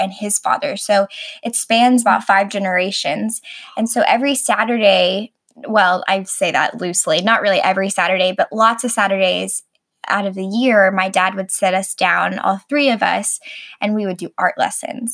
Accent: Arkansas, United States; moved away; also born or lived in Texas; I grew up in Arkansas

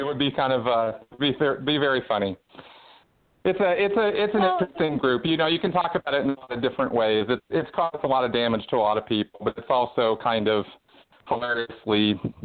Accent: California, United States; also born or lived in Minnesota; I was born and raised in California.

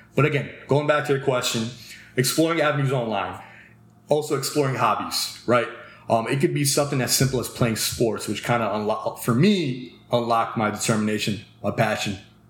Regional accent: Cherry Hill, New Jersey, United States; I'm from Cherry Hill too.

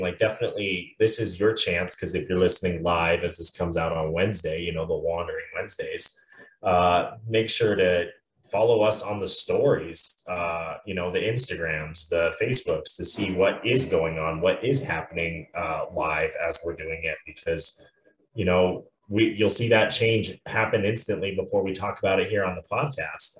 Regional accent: Montana, United States; also born or lived in New Mexico; my home state of Montana

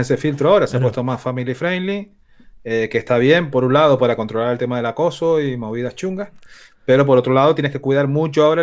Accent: Canary Islands, Spain; soy canario, soy un pájaro al final

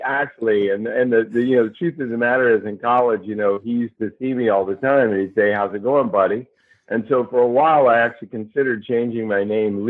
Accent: North Carolina, United States; also born or lived in California; I grew up here mostly in North Carolina. I lived in California a bit

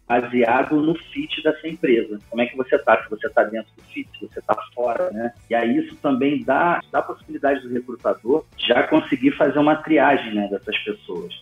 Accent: Rio de Janeiro, Brazil; moved away as an adult; now in São Paulo, Brazil; Eu sou do Rio de Janeiro, me mudei para São Paulo em 2015

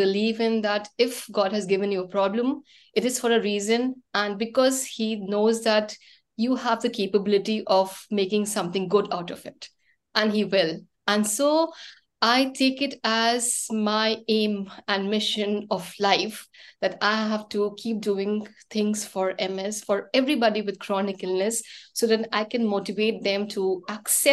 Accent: India; now in Mumbai, India; I'm from India and the city is Mumbai. And I actually shifted to Mumbai around 11 years back.

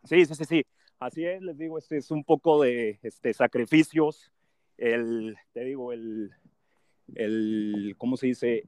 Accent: Aguascalientes, Mexico; soy de Aguascalientes

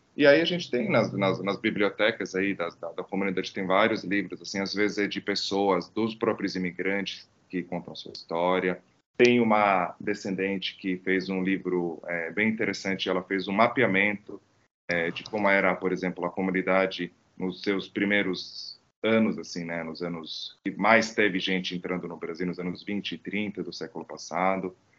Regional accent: Croatian coast, Croatia; Portuguese is a second language; moved away as an adult; now in Brazil; no litoral, que é a região onde, onde eu nasci, é, que se fala bastante italiano

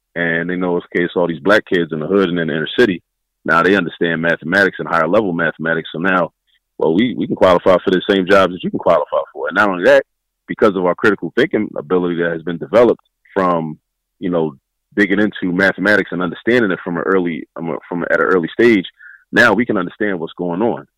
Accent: Baltimore, Maryland, United States; moved away as an adult; now in Philadelphia, United States; I was raised in raised in Baltimore

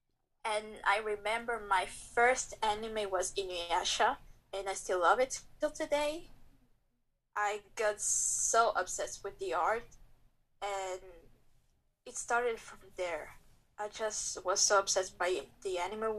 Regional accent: Angola; now in Belgium; I was born in Belgium, raised in Angola, but currently living in Belgium.

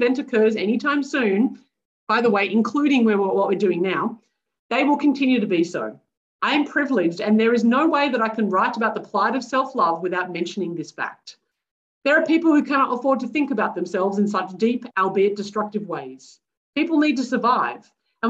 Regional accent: Australia; I am white and middle class, born and raised in Australia.

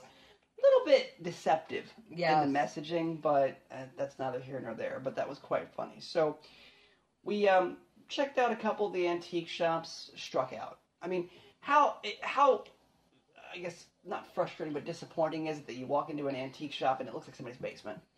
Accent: Frederick, Maryland, United States; moved away; I grew up in Frederick

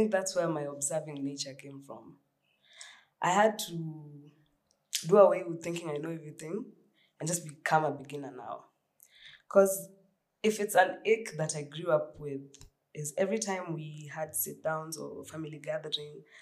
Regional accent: Nairobi, Kenya; I grew up in Kariobangi North

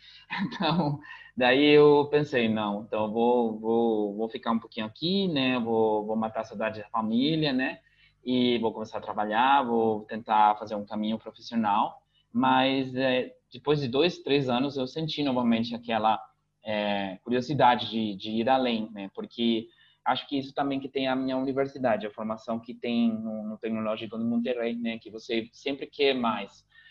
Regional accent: Asunción, Paraguay; first language Spanish; Portuguese is a second language; also born or lived in Curitiba, Brazil; Meu pai sempre falou, eu se, ele sempre falou pra mim Guarani, mas eu respondi em espanhol, né? Então, aqui é bem comum que aconteça isso, principalmente aqui em Assunção

